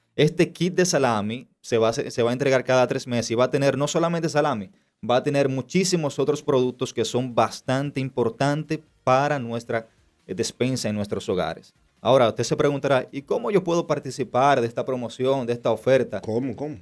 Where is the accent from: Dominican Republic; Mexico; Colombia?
Dominican Republic; nosotros como dominicanos